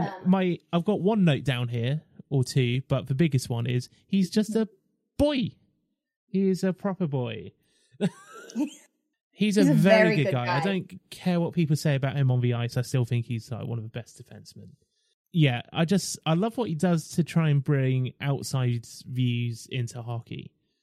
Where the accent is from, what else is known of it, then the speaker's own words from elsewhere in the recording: Milford, South East England, United Kingdom; I'm from Milford in Surrey.